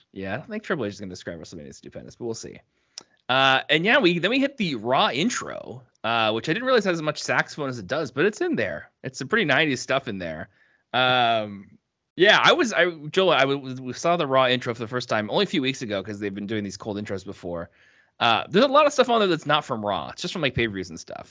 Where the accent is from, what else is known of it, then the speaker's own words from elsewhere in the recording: Canada; I'm from the East Coast